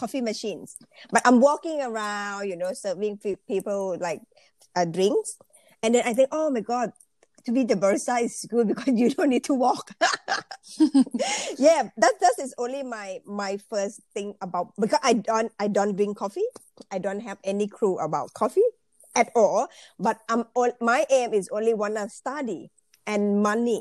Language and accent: English; Bangkok, Thailand; English is a second language; moved away as an adult; now in Australia; I actually Thai people. I'm from Thailand. So I born in Bangkok, and I've been studying and working in Bangkok